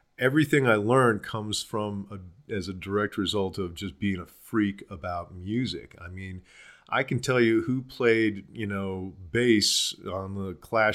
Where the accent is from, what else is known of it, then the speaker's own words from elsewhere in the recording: Boulder, Colorado, United States; I grew up in Boulder